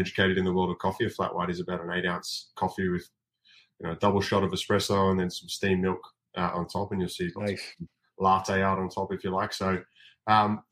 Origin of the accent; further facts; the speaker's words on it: Bungendore, New South Wales, Australia; moved away; where I grew up back in Australia, a little town called Bungendore